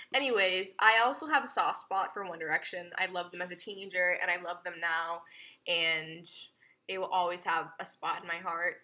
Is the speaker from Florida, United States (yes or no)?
no; Chapel Hill, North Carolina, United States; also born or lived in Greenville, North Carolina; I'm from Chapel Hill, North Carolina